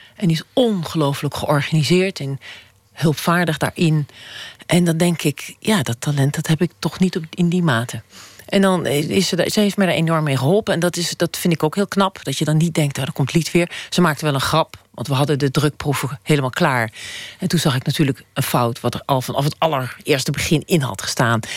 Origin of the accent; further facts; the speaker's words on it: Emmen, Drenthe, Netherlands; moved away; ik was 18, ik kwam uit Emmen, dat is bij de Duitse grens